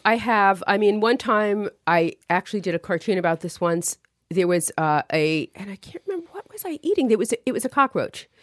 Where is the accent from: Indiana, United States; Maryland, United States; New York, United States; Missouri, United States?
New York, United States; New York City; moved away as an adult; also born or lived in Manhattan / Park Slope; now in Connecticut, United States; I grew up in Brooklyn, lived in Manhattan after college for about ten years